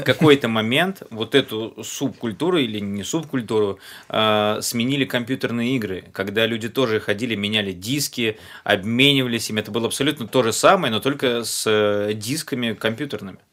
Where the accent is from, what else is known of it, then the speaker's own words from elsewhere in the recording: Riga, Latvia; я рос в Риге